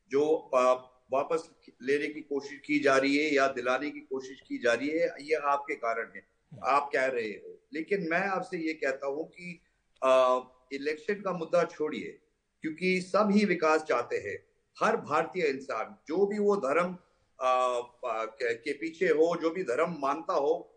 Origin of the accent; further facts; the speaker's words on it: North India, India; मैं नॉर्थ से हूँ नॉर्थ इंडिया से हूँ